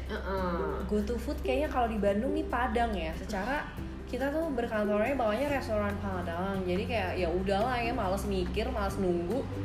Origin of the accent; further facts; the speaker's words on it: Bulgaria; born there; itu tempat yang kita lahir ya di Bulgaria terus ke Ceko itu tempat ayah kita lahir